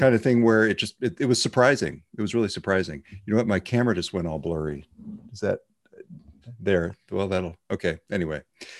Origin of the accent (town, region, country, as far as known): Orland, California, United States; born or raised there; moved away